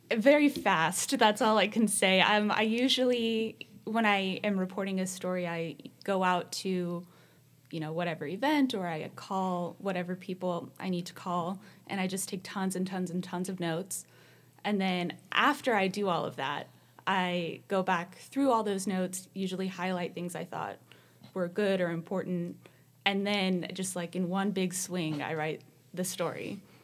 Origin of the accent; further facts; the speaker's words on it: Central Valley, California, United States; I grew up in the Central Valley